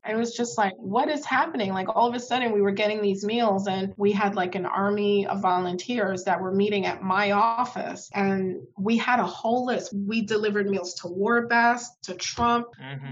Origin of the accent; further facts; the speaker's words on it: New York City, New York, United States; I was born in Southern Crown Heights